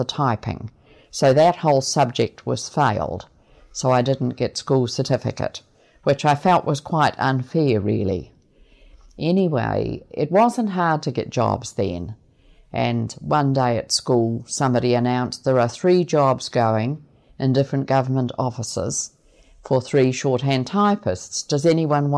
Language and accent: English; Winton, Southland, New Zealand; I was born in Winton in Southland.